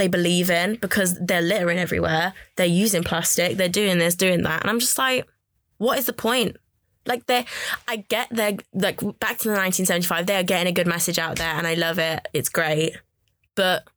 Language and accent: English; Birmingham, West Midlands, United Kingdom; I was from Birmingham